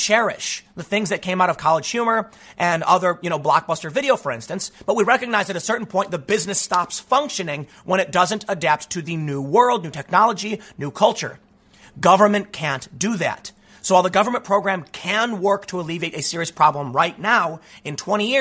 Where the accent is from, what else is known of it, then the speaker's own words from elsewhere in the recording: United States; growing up on the South Side